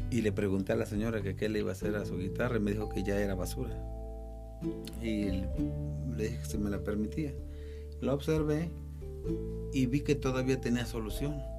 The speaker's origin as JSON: {"language": "Spanish", "town": "Cuernavaca", "region": "Morelos", "country": "Mexico", "also_born_or_lived": "Riverside, California", "moved": "as an adult", "said": "Somos de Cuernavaca"}